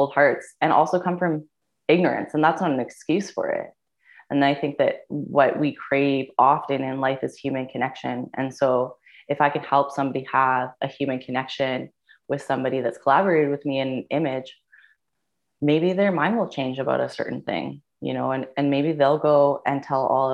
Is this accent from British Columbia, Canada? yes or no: yes; British Columbia Yukon border, Canada; now in Vancouver, Canada; I'm originally from the British Columbia Yukon border, or as we will call it, Delu